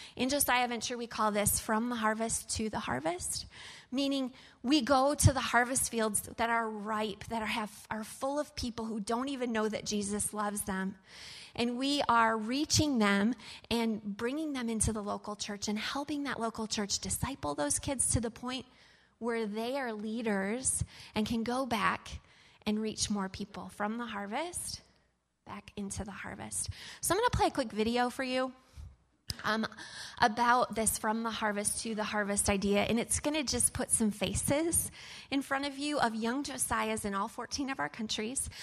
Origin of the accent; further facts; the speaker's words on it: Fort Wayne, Indiana, United States; I'm from Fort Wayne, Indiana.